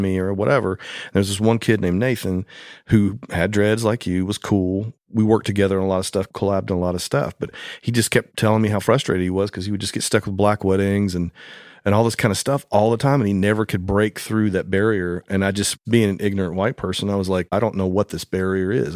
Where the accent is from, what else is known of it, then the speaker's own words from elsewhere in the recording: Madison, Tennessee, United States; As a two-year-old growing up in Madison, Tennessee, I was born just a few miles down the road